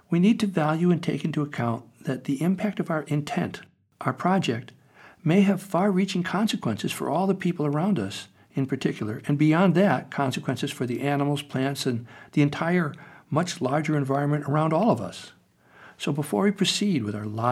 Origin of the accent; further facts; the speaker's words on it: United States; I grew up in America